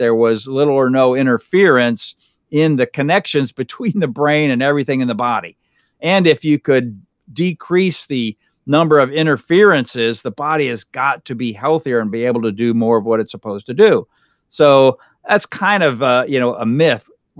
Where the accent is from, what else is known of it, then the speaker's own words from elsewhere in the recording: Fort Myers, Florida, United States; I grew up here in the Fort Myers area. I've been here, this is my 51st year in Lee County.